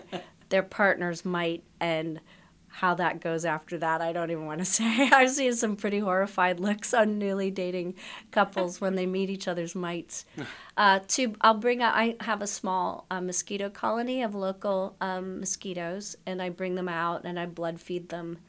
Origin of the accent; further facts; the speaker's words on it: Canada; I'm Canadian. I went to my local Canadian travel clinic